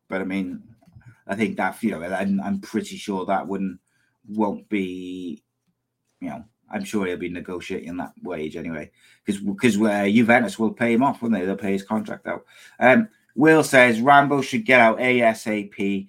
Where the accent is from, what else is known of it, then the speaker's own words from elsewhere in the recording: Wales, United Kingdom; As a Welshman, where would you like to see Aaron Ramsey play his football